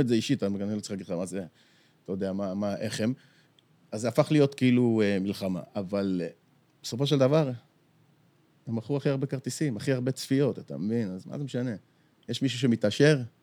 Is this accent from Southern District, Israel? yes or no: no; Bat Yam, Tel Aviv District, Israel; גדלנו בבת ים